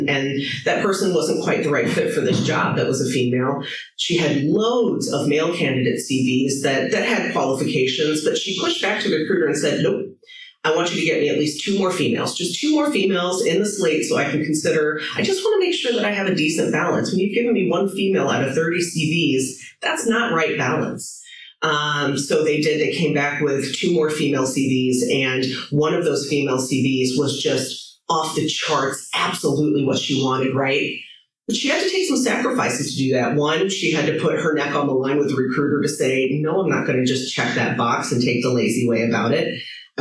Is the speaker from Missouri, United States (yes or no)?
yes; St. Louis, Missouri, United States; moved away as an adult; now in Ireland; my friends in St. Louis. I was just there last week, back in my hometown